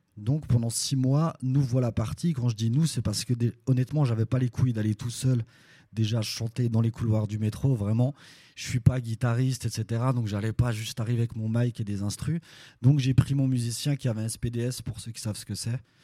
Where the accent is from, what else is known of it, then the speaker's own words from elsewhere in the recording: Belfort, Bourgogne-Franche-Comté, France; je viens de Belfort de l'Est de la France